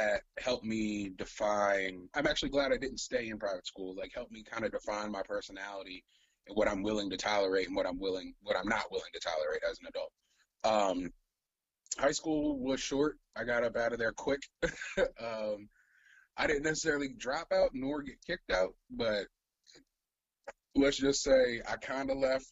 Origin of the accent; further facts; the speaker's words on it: Columbia, Maryland, United States; also born or lived in Cleveland, Ohio / Howard County, Maryland; I grew up in Columbia. Well, originally I was born in Cleveland